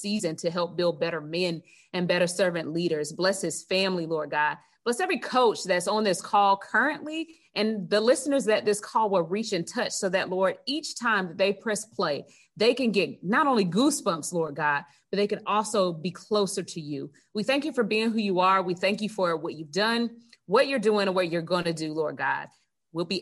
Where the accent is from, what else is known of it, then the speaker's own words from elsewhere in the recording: Gadsden County, near Tallahassee, Florida, United States; we grew up right outside of Tallahassee in Gadsden County